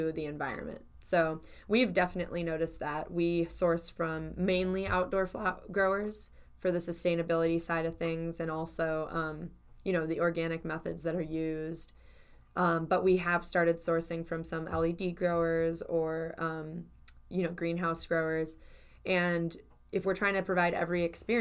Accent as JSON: {"language": "English", "town": "Cleveland", "region": "Ohio", "country": "United States", "said": "I'm from Cleveland"}